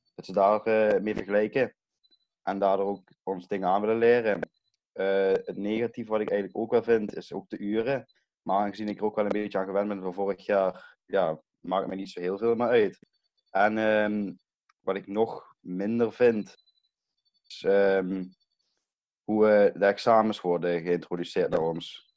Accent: Brunssum, Limburg, Netherlands; ik kom uit Brunsum.

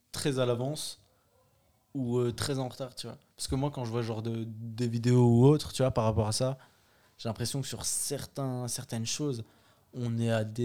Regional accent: France; le truc qu'on a chez nous en France et tout ça, et qui est vraiment bien

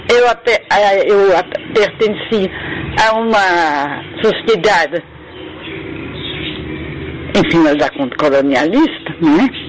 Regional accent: France; Portuguese is a second language; also born or lived in Morocco; Eu nasci no Marrocos, mas não por, por eles de, de, de, eh, morar lá, é, por... É, é, negócio de serviço do meu pai. Não, não, não lembro de nada.

